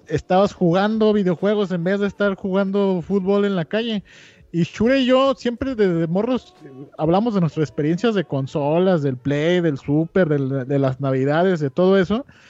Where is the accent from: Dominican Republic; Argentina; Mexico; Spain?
Mexico; Guadalajara, Jalisco; moved away as an adult; also born or lived in Mexico City / Querétaro; soy fan de Guadalajara, amo mi ciudad. También, también como la amo, he vivido toda mi vida ahí, este, salvo el último año